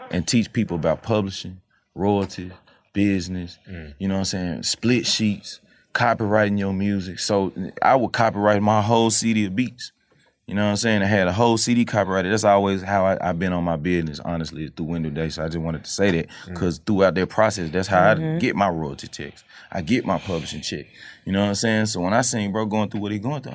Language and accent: English; Memphis, Tennessee, United States; I'm from Memphis